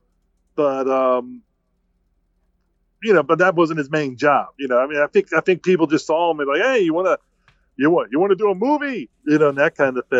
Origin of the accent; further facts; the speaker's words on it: Baltimore, Maryland, United States; I grew up in Baltimore City